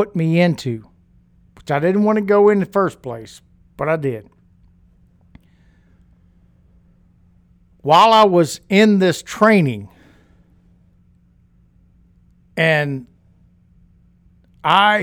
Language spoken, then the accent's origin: English; Louisiana, United States; I grew up in Louisiana